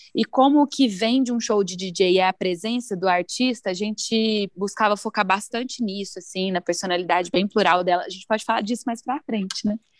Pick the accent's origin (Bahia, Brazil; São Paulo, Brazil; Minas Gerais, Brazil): Minas Gerais, Brazil; Araguari; now in Belo Horizonte, Brazil; sou de Araguari, de lá que conheço o Lucas